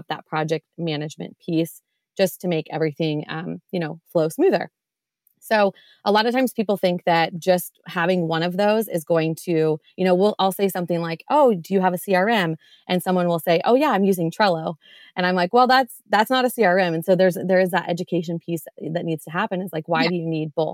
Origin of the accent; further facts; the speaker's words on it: Iowa, United States; I am from Iowa